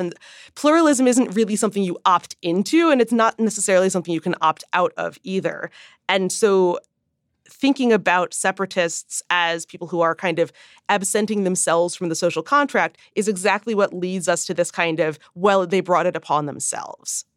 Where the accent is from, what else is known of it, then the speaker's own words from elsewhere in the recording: Midwest, United States; grew up in the Midwest to a father who had ever, you know, who had spent decades in New York as a Jew